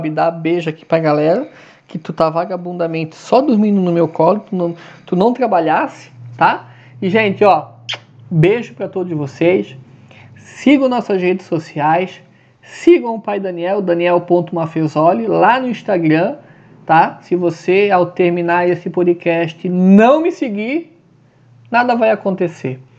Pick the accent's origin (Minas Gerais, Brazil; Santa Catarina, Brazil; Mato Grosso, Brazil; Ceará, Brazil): Santa Catarina, Brazil; tá frio pra caramba aqui no sul, né? Sou de Santa Catarina.